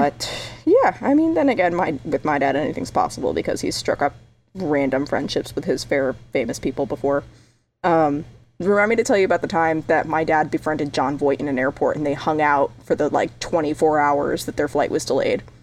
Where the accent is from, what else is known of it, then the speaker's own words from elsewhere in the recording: New England, United States; I grew up in New England